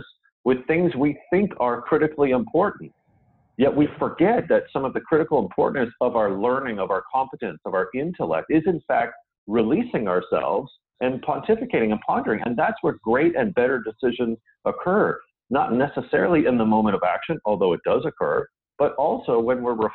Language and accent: English; Canada; I, being Canadian